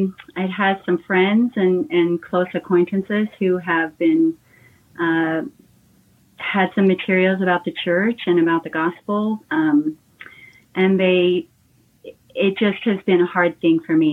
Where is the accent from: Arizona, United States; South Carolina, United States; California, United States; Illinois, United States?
California, United States; I was born in California